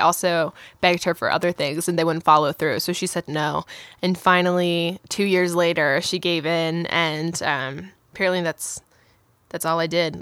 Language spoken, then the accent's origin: English; Baltimore, Maryland, United States; now in Nashville, United States; I'm from Baltimore, Maryland